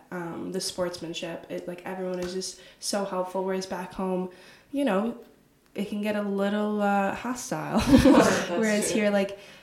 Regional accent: United States; moved away as an adult; now in Perugia, Italy; we're American

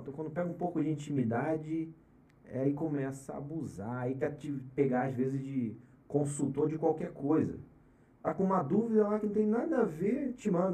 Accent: Araruama, Rio de Janeiro, Brazil; moved away as an adult; now in São Paulo, Brazil; Eu nasci e fui criado em Araruama, estado do Rio de Janeiro, região dos lagos

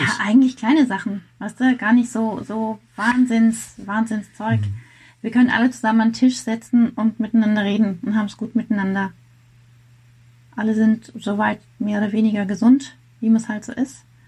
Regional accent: Rheinfelden, Baden-Württemberg, Germany; also born or lived in Grenzach-Wyhlen; ich komme hier aus, äh, aus dem Südwesten bin in Rheinfelden geboren und habe es zwei Dörfer weiter geschafft bis nach Grenzachwil.

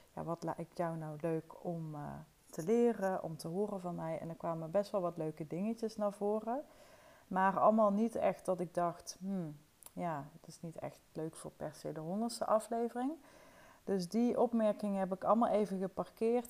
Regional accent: Wessem, Limburg, Netherlands; Ik ben opgegroeid in het dorpje Wessem. Dat is echt een paar kilometer van Toorn vandaan

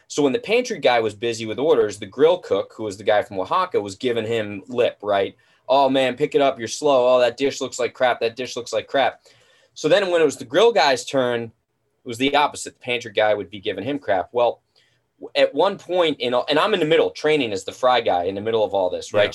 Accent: New Jersey, United States; now in Southern California, United States; I grew up in Jersey.

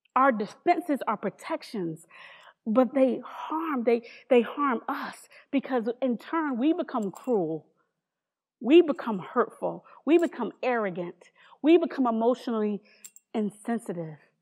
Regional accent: New Haven, Connecticut, United States; I'm from New Haven, Connecticut

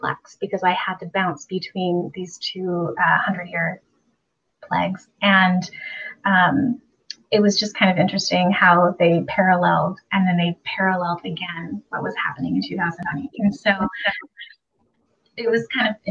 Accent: Port Townsend, Washington, United States; my hometown

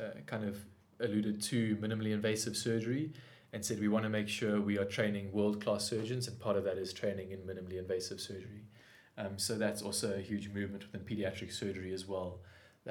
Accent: South Africa; as a South African

